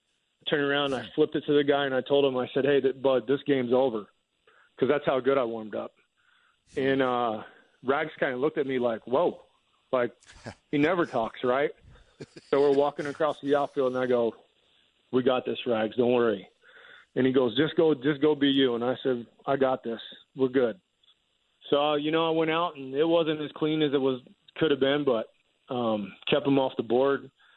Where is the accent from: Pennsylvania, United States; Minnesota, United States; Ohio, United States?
Pennsylvania, United States; Philadelphia; And growing up in Philly and playing baseball at Kutztown University in 32 degrees wasn't a big factor for me. It actually felt more at home than pitching in the heat.